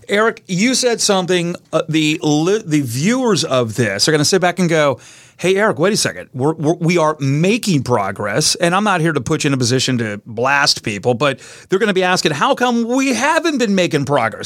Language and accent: English; Brevard County, Florida, United States; being born and raised in Brevard County